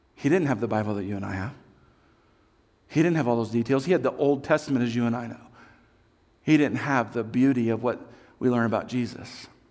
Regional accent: Kansas, United States; I come from Kansas.

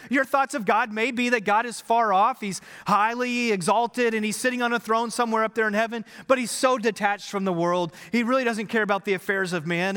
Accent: Texas, United States; We are Texans

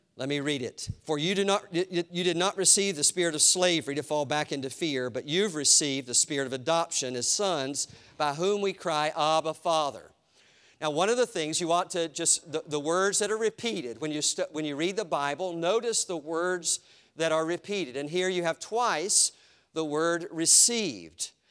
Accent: Eastern North Carolina, United States; my house where I grew up in Eastern North Carolina

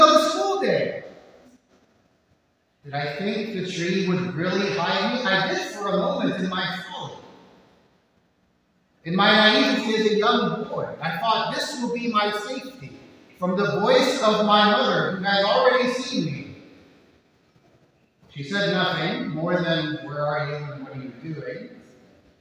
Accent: Miami, Florida, United States; I grew up in Southwest St. County in Miami, Florida

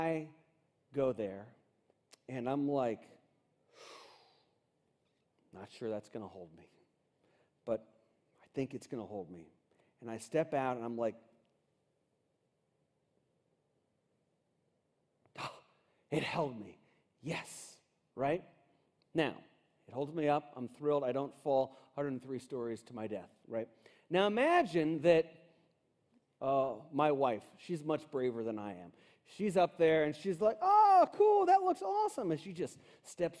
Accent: Cincinnati, Ohio, United States; I grew up in Cincinnati, Ohio, in this really cool house

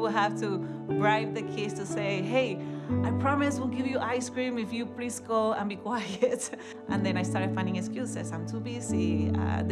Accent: Puerto Rico; moved away as an adult; now in Hendricks County, United States; I am from Puerto Rico. In Puerto Rico, you're born and raised pretty much in the Catholic Church

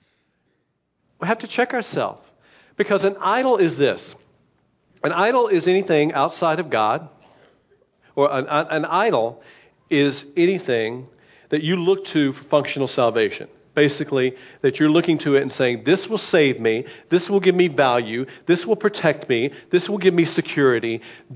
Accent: United States

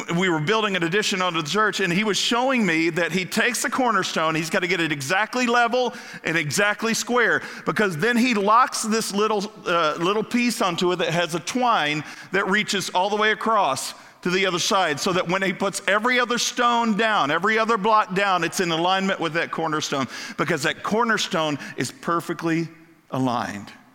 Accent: Kentucky, United States; moved away; also born or lived in Ohio / Florida; I grew up in Kentucky

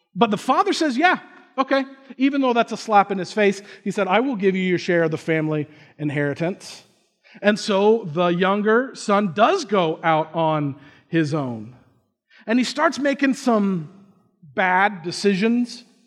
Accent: Indiana, United States; I grew up in Indiana

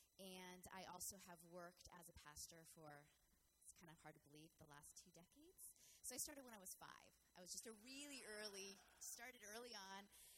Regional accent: San Francisco, California, United States; also born or lived in San Diego; I loved growing up in San Francisco. Grew up in a very diverse community in all ways.

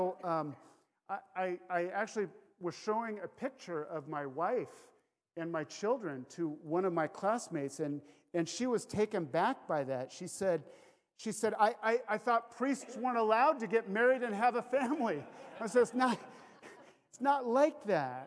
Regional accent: Kirkland, Washington, United States; I grew up in Kirkland

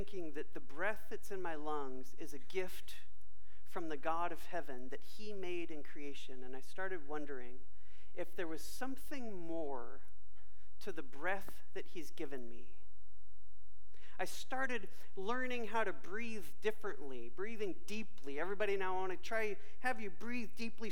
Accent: Bay Area, California, United States; when I was a kid during summer growing up in the Bay Area, California

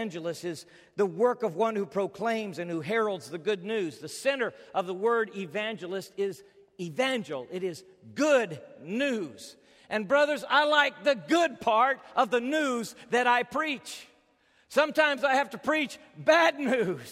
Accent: United States; as an American

